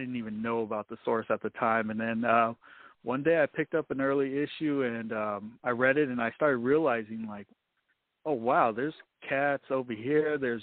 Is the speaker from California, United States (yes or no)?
yes; Salinas, California, United States; I'm from Salinas, California. Born and raised. I've moved here and there, but I've always come back to Salinas, so that's my hometown.